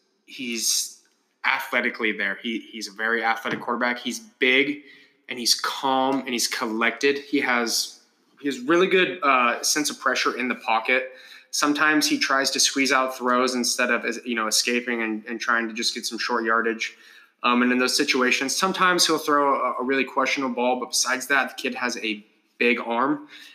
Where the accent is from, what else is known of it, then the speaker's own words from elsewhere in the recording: Oregon, United States; We're born and raised in Oregon, okay?